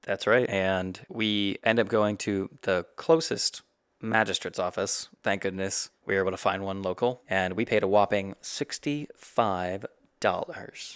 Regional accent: South Carolina, United States; moved away as an adult; also born or lived in Ohio / Texas / Georgia; we were raised in the South Carolina area as kids

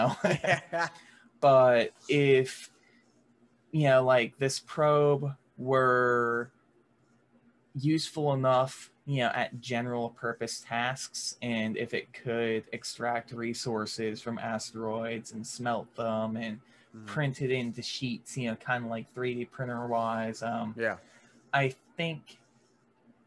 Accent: rural Florida, United States; I may be from the more rural part of Florida

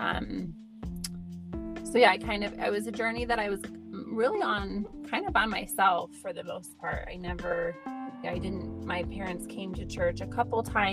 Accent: Idaho, United States; I grew up in Idaho

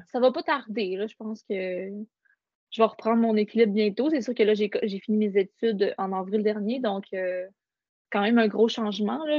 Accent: Saguenay, Quebec, Canada; je suis née au Saguenay, euh, puis j'habite ici encore.

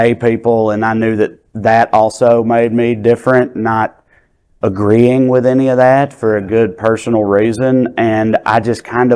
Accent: Celina, Tennessee, United States; accent: thick Southern; moved away as an adult; now in Los Angeles, United States; I grew up in a lake town in rural Tennessee

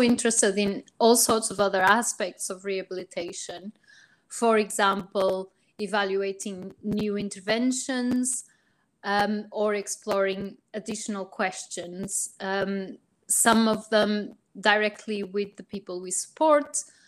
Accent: Portugal; now in United Kingdom; I'm originally from Portugal, but I've worked in the UK for many years

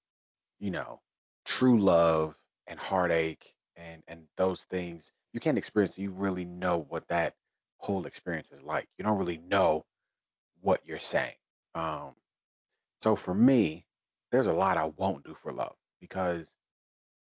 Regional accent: Detroit, Michigan, United States; growing up in Detroit, growing up in the Motor City

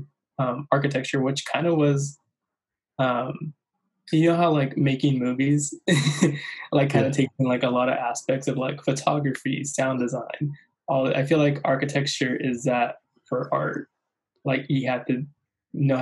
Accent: La Puente, California, United States; I'm a photographer from Southern California, specifically a small town, La Puente, California

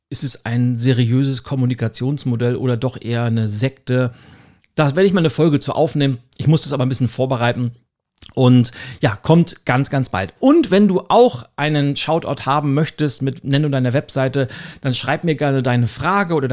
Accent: Northern Germany, Germany; Und selbst für mich als Norddeutsche, ich bin ja ein großer Trachten-Fan.

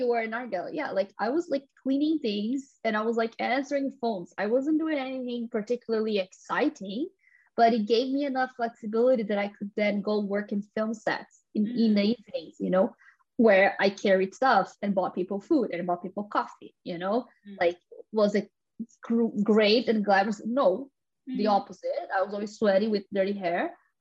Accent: São Paulo, Brazil; now in London, United Kingdom; I grew up in Sao Paulo and then I moved to London

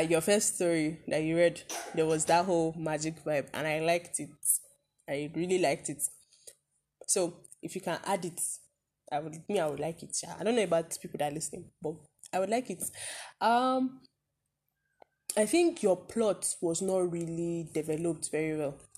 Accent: Zaria, Kaduna State, Nigeria; we are from Zaria in Kaduna State

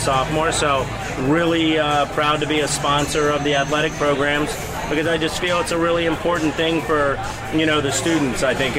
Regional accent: Palm City, Florida, United States; also born or lived in Gainesville, Florida; I'm a hometown guy. I grew up in Palm City, played for the Palm City Dolphins

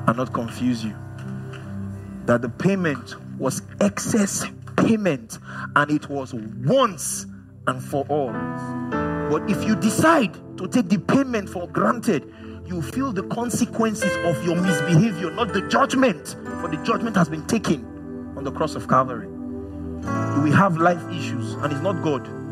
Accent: Nigeria; as a Nigerian man

